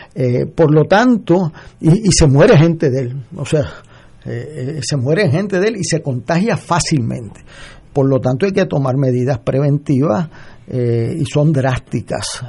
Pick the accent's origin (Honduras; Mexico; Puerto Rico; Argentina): Puerto Rico; como puertorriqueño